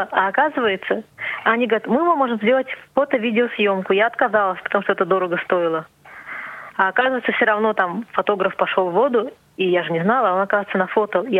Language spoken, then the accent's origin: Russian; Siberia, Russia; Я говорю, вот, из Сибири.